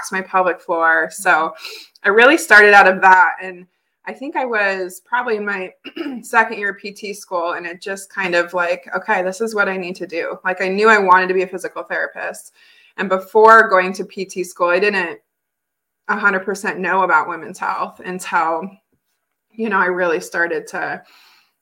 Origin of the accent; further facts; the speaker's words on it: Billings, Montana, United States; growing up in Billings, Montana